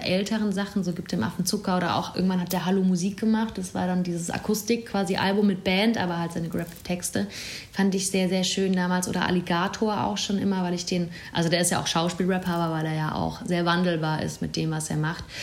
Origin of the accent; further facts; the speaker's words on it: Bruchsal, Baden-Württemberg, Germany; moved away as an adult; now in Berlin, Germany; Ich komme aus einer Kleinstadt, Bruchsal ist bei Karlsruhe. Und ich komme nochmal von einem Dorf in der Nähe vom Bruchsal